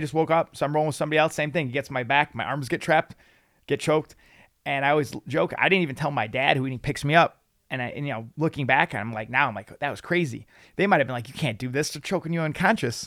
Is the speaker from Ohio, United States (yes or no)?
no; Lansing, Illinois, United States; I grew up in Lansing, Illinois, right on the Indiana border